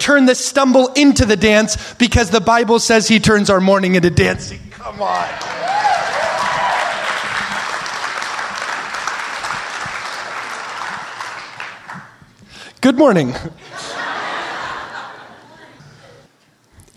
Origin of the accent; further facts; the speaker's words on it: Oregon, United States; We're from Oregon